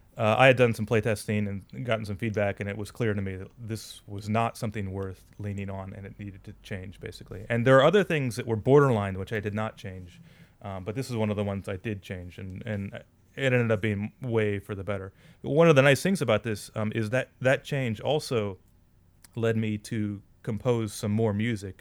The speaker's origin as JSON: {"language": "English", "country": "United States", "moved": "yes", "lives_now": "Saitama, Japan", "said": "as an American"}